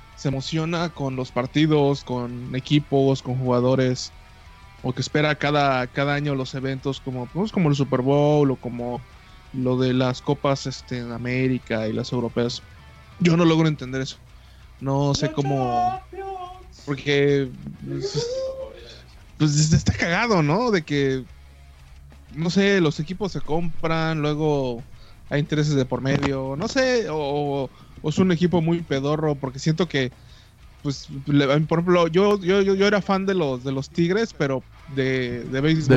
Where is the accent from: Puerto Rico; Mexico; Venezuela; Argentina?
Mexico; Cancún, Quintana Roo; also born or lived in Yucatán; yo nací en Cancún, tengo que admitirlo, no, este, mis raíces yucatecas se van perdiendo cada, cada día